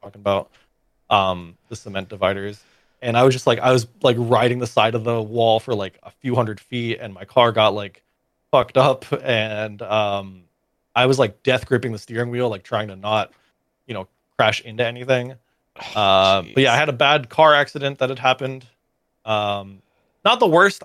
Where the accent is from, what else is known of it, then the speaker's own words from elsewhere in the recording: Florida, United States; moved away as an adult; now in Austin, United States; a lot of my friends that I knew growing up in Florida